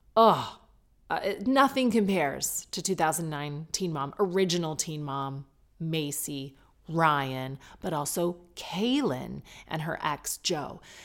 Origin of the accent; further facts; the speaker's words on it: United Kingdom; I'm British